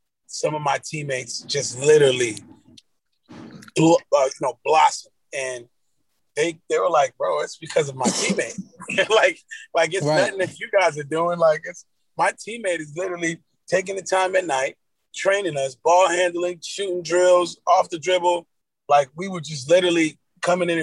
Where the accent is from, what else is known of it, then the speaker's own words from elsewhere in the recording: Miami Gardens, Florida, United States; also born or lived in Cooper City, Florida; I grew up in Carroll City